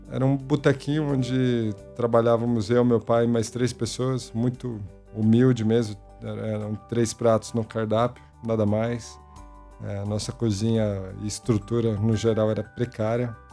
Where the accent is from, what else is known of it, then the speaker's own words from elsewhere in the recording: São Paulo, Brazil; Nasci num bairro muito próximo à Vila Medeiros, que é onde a gente vive hoje, onde o Mocotó está há 45 anos. E foi ali que eu me criei